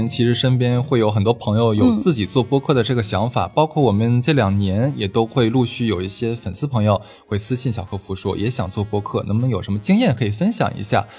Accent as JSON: {"language": "Chinese", "country": "China", "said": "它非常的就是安全稳妥，而且很好喝，适合我们中国人的口味。"}